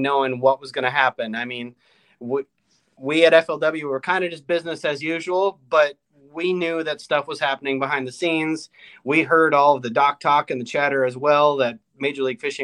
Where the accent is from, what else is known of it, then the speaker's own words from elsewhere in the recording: Mille Lacs, Minnesota, United States; growing up in Minnesota on Mille Lacs